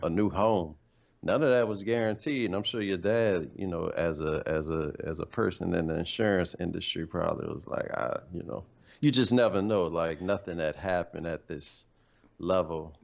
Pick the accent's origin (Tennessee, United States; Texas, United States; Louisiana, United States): Louisiana, United States; New Orleans; moved away as an adult; also born or lived in Dallas; I'm here from New Orleans